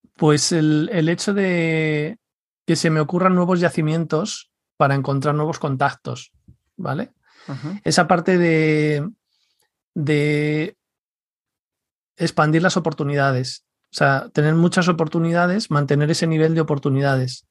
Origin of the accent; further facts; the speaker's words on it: Leganés, Community of Madrid, Spain; yo crecí en Leganés